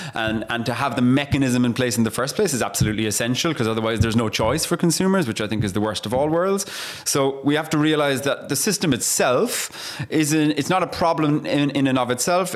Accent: Ireland; I'm Irish

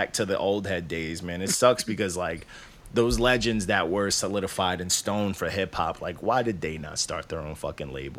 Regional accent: Long Island, New York, United States; also born or lived in Canada / Queens; I was born in Canada, but I grew up on Long Island. I grew up like around Queens. I grew up Elmont and Bethpage

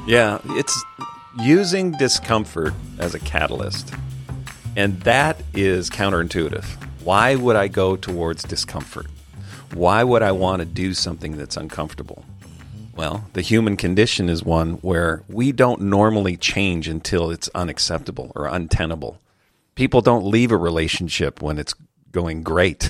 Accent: Calgary, Alberta, Canada; Calgary, my hometown

